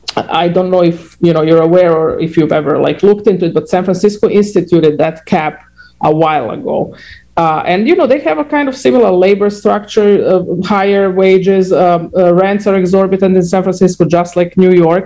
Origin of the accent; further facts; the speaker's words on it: Croatia; moved away; I'm from Croatia